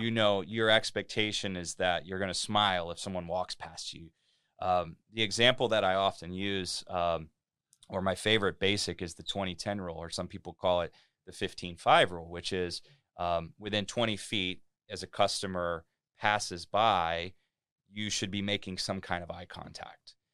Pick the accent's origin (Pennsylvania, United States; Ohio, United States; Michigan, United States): Ohio, United States; Cincinnati; moved away as an adult; now in Delray Beach, United States; I'm from Cincinnati, Ohio. I lived there most of my life. I'm a Midwestern guy